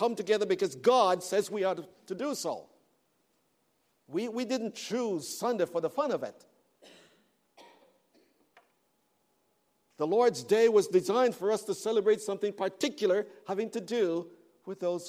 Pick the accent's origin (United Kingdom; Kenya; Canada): Canada; moved away; I am from Canada and I am black